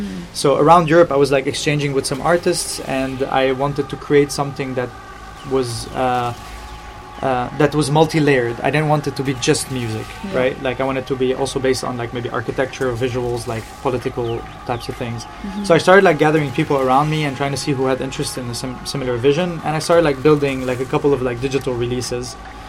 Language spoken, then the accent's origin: English; Beirut, Beirut Governorate, Lebanon; we're both from Beirut, even, like, not even from Lebanon, just, like, from the same city.